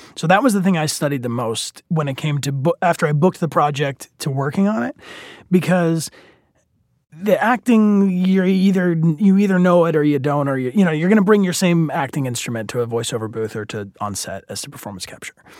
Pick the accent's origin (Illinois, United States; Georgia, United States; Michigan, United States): Michigan, United States; outside Detroit; I grew up in the general Midwest, specifically outside Detroit, Michigan